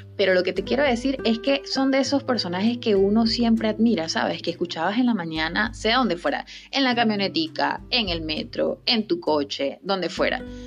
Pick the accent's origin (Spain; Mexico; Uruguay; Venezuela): Venezuela; la sacó de mi país, la sacó de Venezuela